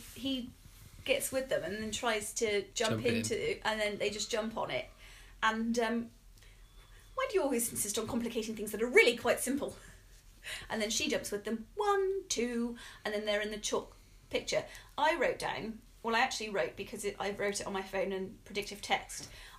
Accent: Bristol, South West England, United Kingdom; we're from Bristol in England

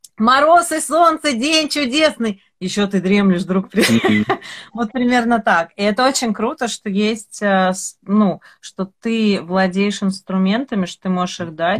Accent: Odesa, Odesa Oblast, Ukraine; я вообще коренная одесситка, и у меня, у меня разговаривали вот так все дома

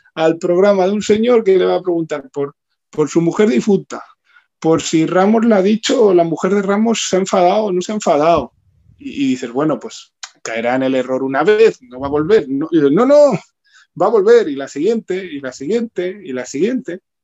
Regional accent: Spain; como ciudadano español

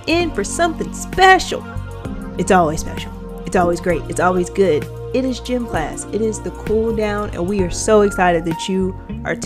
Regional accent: the South, United States; I was born and raised in the South

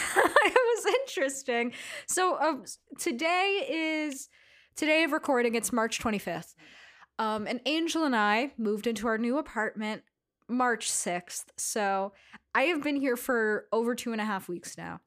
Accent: New York City, New York, United States; I grew up in Astoria

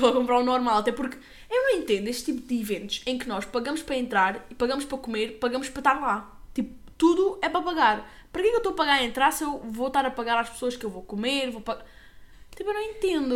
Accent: Lagos, Algarve, Portugal; nós somos de lagos

